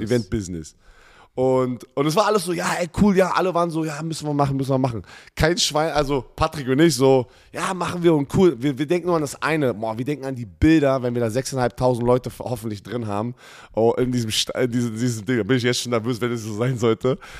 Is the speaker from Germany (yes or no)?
yes; Germany; als Ex-Spieler, der hier aufgewachsen ist, hier Football gespielt hat